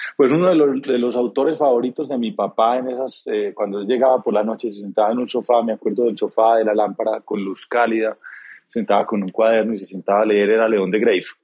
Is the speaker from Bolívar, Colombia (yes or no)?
no; Antioquia, Colombia; crecí educado como un antioqueño tradicional